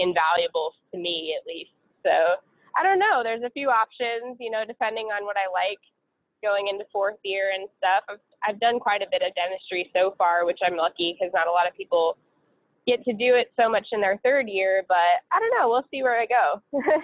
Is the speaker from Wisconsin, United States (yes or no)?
no; Seattle, Washington, United States; moved away; I'm originally from Seattle, Washington, and all my family's there